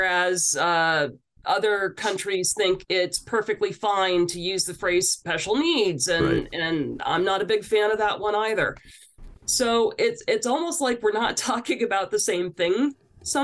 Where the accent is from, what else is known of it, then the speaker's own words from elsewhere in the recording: New Brunswick, Canada; I'm originally from New Brunswick. And so that was a big part of my upbringing.